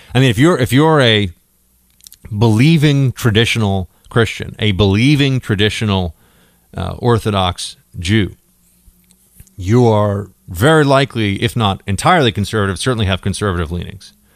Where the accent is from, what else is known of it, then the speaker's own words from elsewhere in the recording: New York City, New York, United States; I grew up in New York City